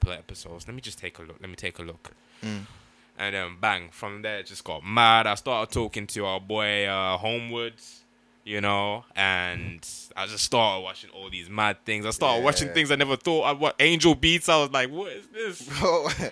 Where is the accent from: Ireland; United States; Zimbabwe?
Zimbabwe; moved away; I grew up in Zimbabwe